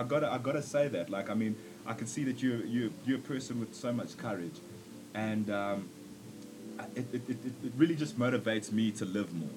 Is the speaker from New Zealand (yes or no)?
no; South Africa; also born or lived in Zambia; I'm from Zambia and uh, like South Africa is my home. I've grown up here, made friends here, everything.